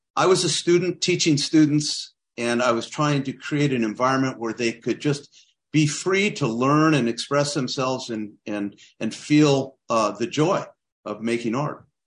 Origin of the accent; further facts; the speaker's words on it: Claremont, California, United States; also born or lived in Kansas City / Berkeley / Alfred, New York / Santa Cruz; I grew up down in Claremont, California, uh, about thirty miles east of L A.